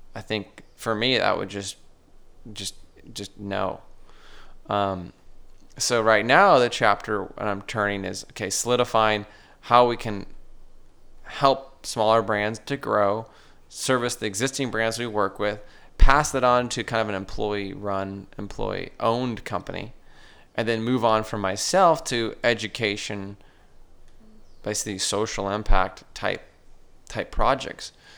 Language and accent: English; Sierra Madre, California, United States; also born or lived in Huntington Beach, California; I grew up in Cerro Madre, uh, exploring the local mountains with my dad. then moved down to Huntington Beach